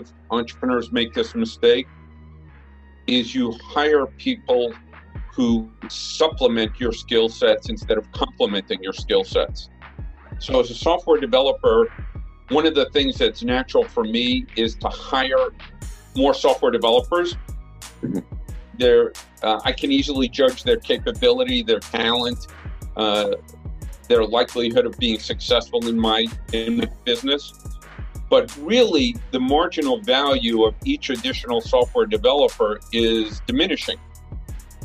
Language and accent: English; New York, United States; moved away as an adult; now in Japan; I grew up in Brooklyn